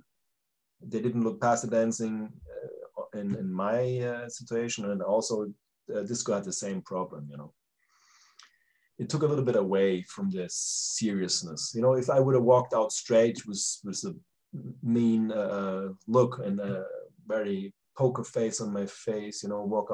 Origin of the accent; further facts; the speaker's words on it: Germany; moved away as an adult; also born or lived in United States; my home country